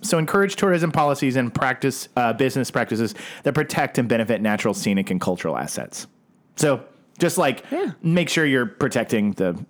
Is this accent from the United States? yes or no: yes; Oklahoma, United States; now in California, United States; Whereas I grew up in Oklahoma